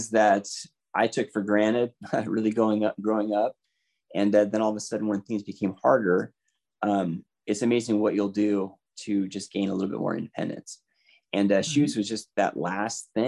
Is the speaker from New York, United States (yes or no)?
no; Seattle, Washington, United States; I am born and raised in the Seattle area